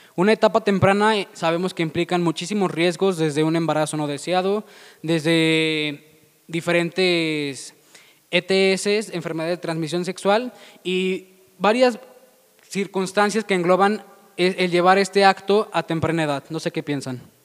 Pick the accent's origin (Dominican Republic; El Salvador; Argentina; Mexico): Mexico; León, Guanajuato; nosotros que somos de León, Guanajuato